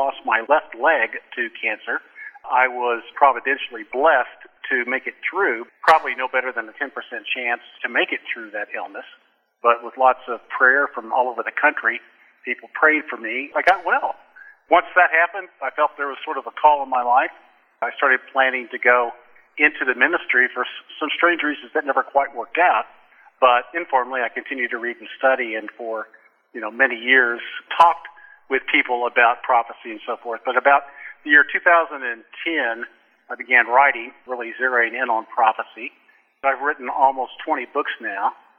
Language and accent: English; Oklahoma City, Oklahoma, United States; moved away as an adult; also born or lived in Seattle; I was born and raised in Oklahoma City, so I'm an Okie